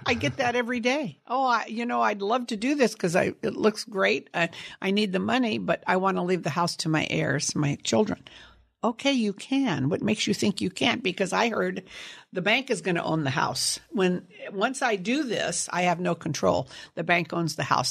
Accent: Sunnyvale, California, United States; also born or lived in San Jose, California; I grew up in Sunnyvale, California, on a apricot cherry and prune orchard

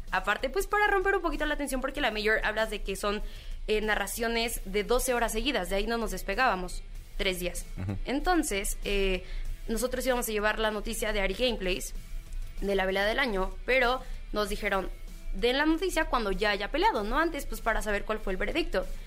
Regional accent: Mexico

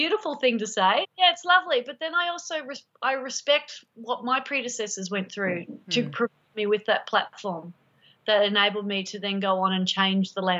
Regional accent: Sydney, New South Wales, Australia; growing up in Manly Beach

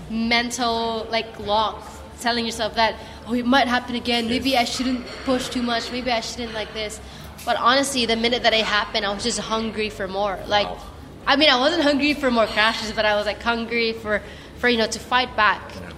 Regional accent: Philippines; as a Filipino, as Southeast Asian

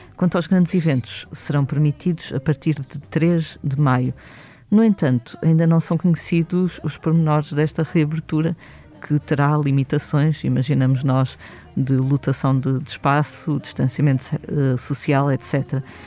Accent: Vila Nova de Gaia, Norte, Portugal; now in Lisbon, Portugal; Eu sou de Gaia, quando vim viver para Lisboa

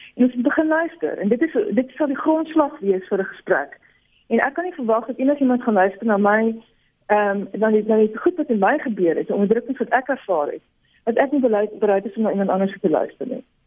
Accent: South Africa; as 'n Afrikaner

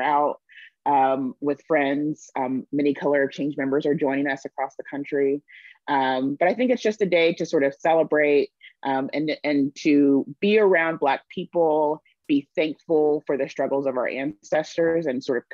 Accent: Texas, United States; I'm from Texas. And so I grew up knowing about Juneteenth

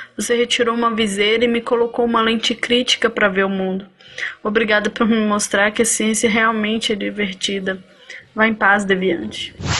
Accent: Belo Horizonte, Minas Gerais, Brazil; sou de Belo Horizonte, Minas Gerais

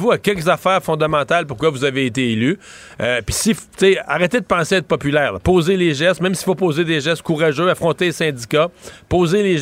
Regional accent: Quebec, Canada; quand on est québécois

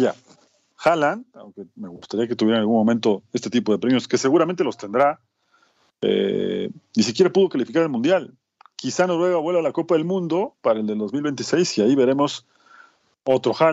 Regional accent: Mexico; Soy un mexicano raro.

